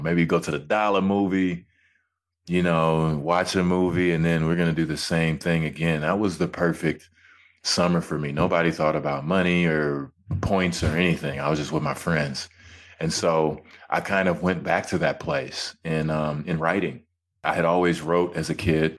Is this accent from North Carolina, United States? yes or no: no; Hutchins, Texas, United States; moved away as an adult; also born or lived in Georgia / Toronto; I come from Hutchins, Texas, of course. It started out on the concrete, playing with my friends